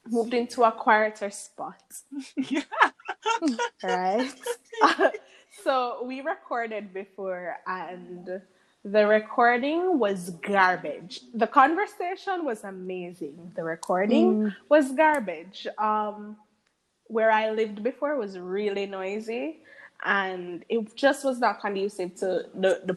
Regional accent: Jamaica; We're all Jamaican

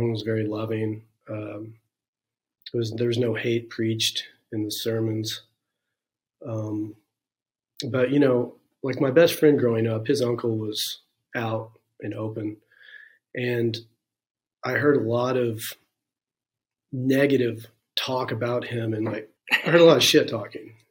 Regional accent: Santa Claus, Indiana, United States; also born or lived in Chrisney, Indiana / Dale, Indiana; I'm originally from Santa Claus, Indiana area, Christney, Indiana, Dale, Indiana.

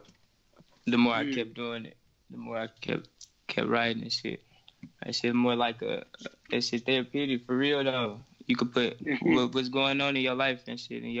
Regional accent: Milwaukee, Wisconsin, United States; I'm from Milwaukee

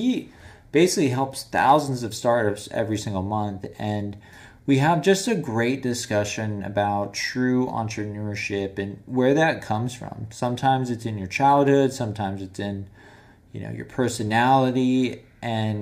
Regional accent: San Clemente, California, United States; also born or lived in Detroit, Michigan; I grew up in San Clemente, though, so it was a little silver lining. I was born in Detroit, terrible area

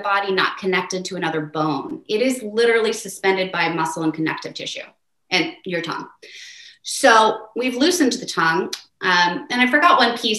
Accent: United States; I'm an American

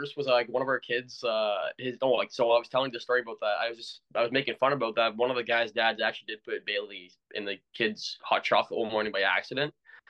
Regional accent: Ontario, Canada; Like we're both Canadian, and hockey's definitely it's our blood, man. Like unfortunately, in Ontario, at least I'm seeing hockey starting to die a little bit.

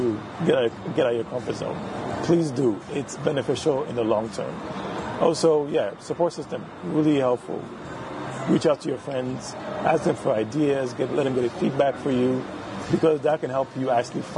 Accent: Ghana; the Ghanaian side

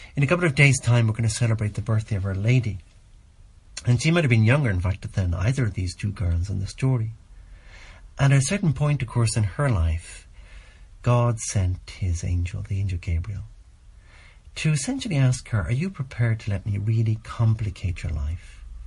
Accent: Ireland; here in my home country and here in Ireland

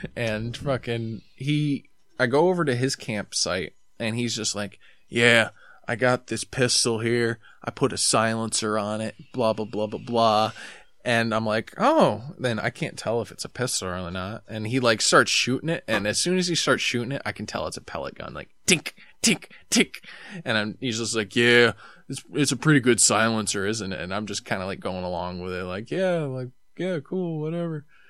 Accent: New York, United States; I'm from New York

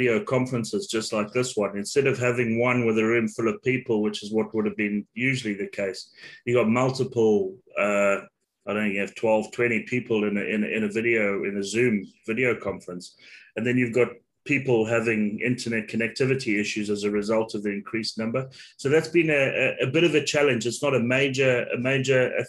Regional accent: Zimbabwe; moved away; I'm originally from Zimbabwe

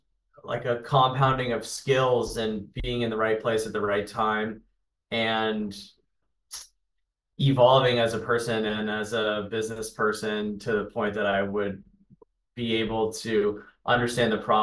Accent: Charleston, South Carolina, United States; moved away; growing up in Charleston, in and around it all the time

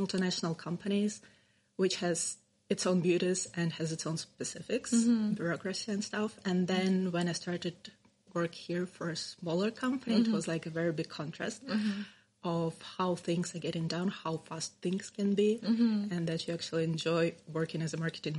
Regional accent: Ukraine; moved away as an adult; also born or lived in United States / Kyiv, Ukraine / Kaunas, Lithuania / Estonia; now in Vilnius, Lithuania; I was born and raised in Ukraine, then I did my bachelor's in Ukraine and then moved to the US.

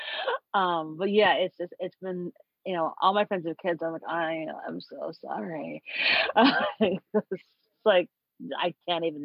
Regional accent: Long Island, New York, United States; I grew up on Long Island

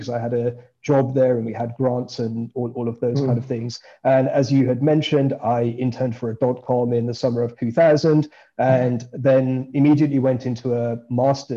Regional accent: Birmingham, West Midlands, United Kingdom; moved away; I grew up in Birmingham

